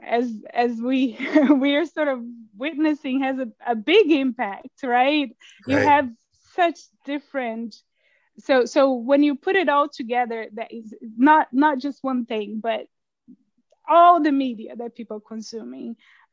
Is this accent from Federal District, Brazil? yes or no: yes; Brasília, Federal District, Brazil; moved away as an adult; now in United States; I grew up in Brasilia, the capital, and I was kind of the first generation-ish born there